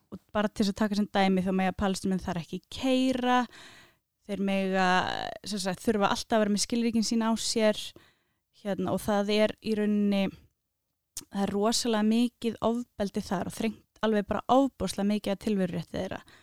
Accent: Reykjavík, Capital Region, Iceland; Ég er úr Vesturbænum, það er svona númer kannski eitt og tvö, ekki þrjú

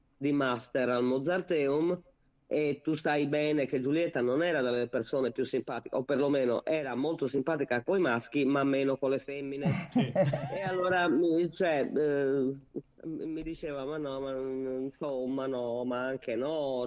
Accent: Sardinia, Italy; da buona sarda

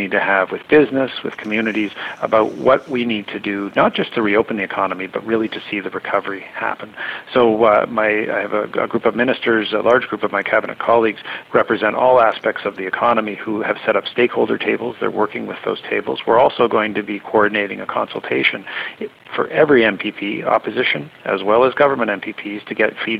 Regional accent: Durham, Ontario, Canada; I'm from Durham

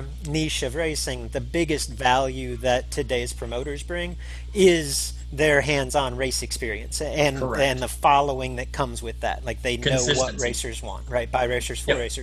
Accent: Texas, United States; even where I grew up down in Texas, it was the Texas Shootouts at Kennedale and the Texas Motorplex

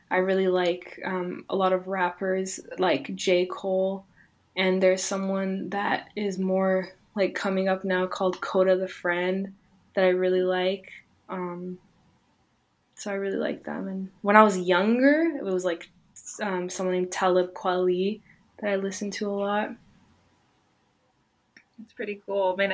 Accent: Canada; born there; I was born in in Canada, but I, my family is from Iran, so they came here as refugees

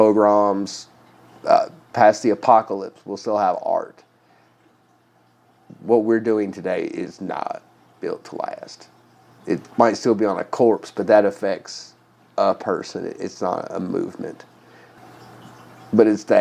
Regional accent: Louisville, Kentucky, United States; my hometown

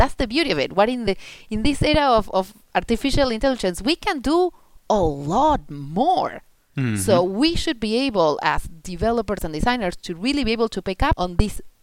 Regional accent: Argentina; first language Spanish; English is a second language; moved away as an adult; also born or lived in United States; now in Netherlands; I grew up in Argentina, then I mm-hmm. moved to the States, and, mm-hmm. and now I'm in the Netherlands

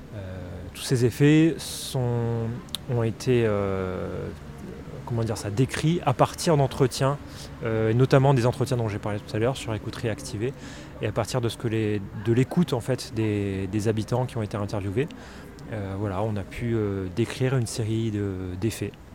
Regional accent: Réunion; moved away; je suis de La Réunion, donc j'étais là-bas à ce moment-là

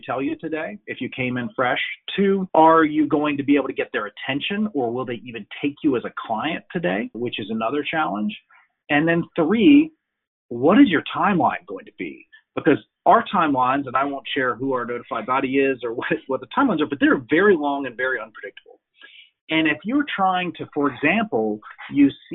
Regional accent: United States; moved away as an adult; now in Europe; as an American who's lived in Europe for 20 years

